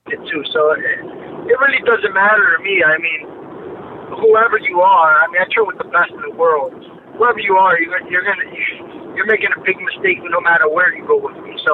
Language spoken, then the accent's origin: English; New York, United States; also born or lived in Chicago; now in Miami, United States; originally I'm from New York, but I lived in Chicago when I started my MMA career, and I moved down to Miami from Chicago.